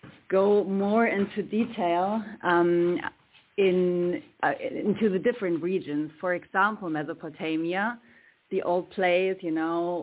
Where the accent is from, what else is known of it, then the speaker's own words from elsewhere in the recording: Germany; now in Ibiza, Spain; I'm from Germany, but right now I am on a little island in the Mediterranean Sea. It's called Ibiza